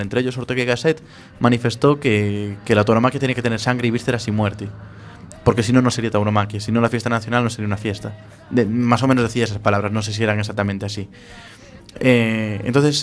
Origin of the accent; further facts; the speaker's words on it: Galicia, Spain; nosotros somos de, de Galicia